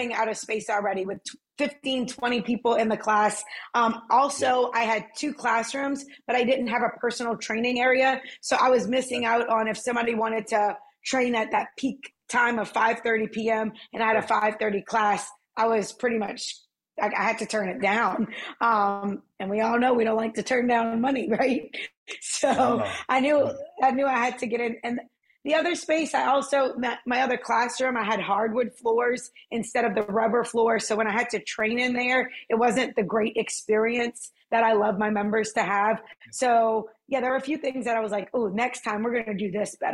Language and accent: English; New Orleans, Louisiana, United States; I'm originally from the West Bank side of it, of New Orleans